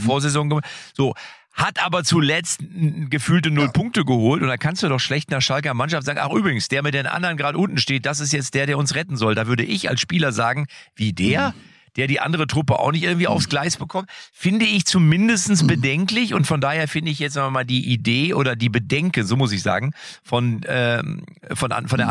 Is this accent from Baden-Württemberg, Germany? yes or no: no; Lippstadt, North Rhine-Westphalia, Germany; ich komme ja aus Lippstadt